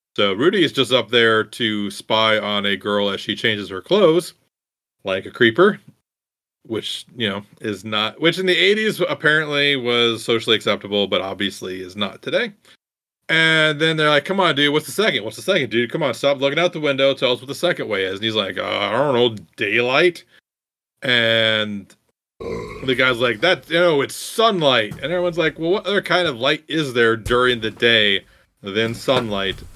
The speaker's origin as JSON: {"language": "English", "region": "Iowa", "country": "United States", "tie": "born or raised there", "said": "I grew up in Iowa"}